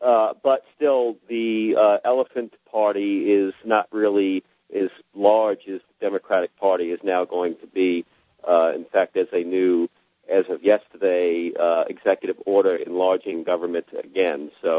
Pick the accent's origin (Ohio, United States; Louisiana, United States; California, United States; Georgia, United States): Louisiana, United States; now in Florida, United States; I grew up in Louisiana. I've only been in Florida for 2 years